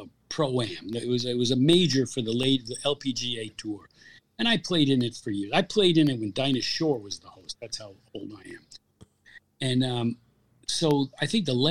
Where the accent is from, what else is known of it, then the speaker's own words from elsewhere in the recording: New Milford, New Jersey, United States; I grew up in New Milford, New Jersey